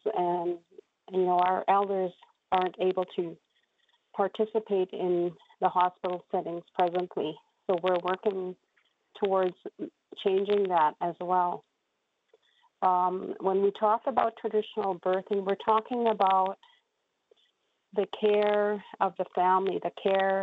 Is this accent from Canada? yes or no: yes; Saskatchewan, Canada; was birthed within our community 55 years ago, 1966.